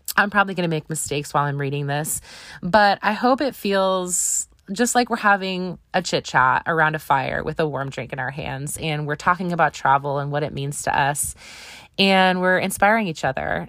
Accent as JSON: {"language": "English", "region": "Wisconsin", "country": "United States", "tie": "born or raised there", "said": "I grew up in Wisconsin"}